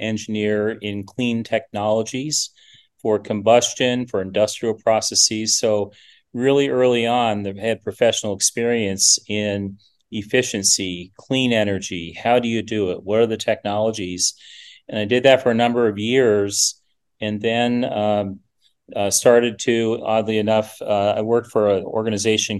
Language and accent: English; Seattle, Washington, United States; moved away as an adult; also born or lived in Minnesota; I grew up in Seattle, Washington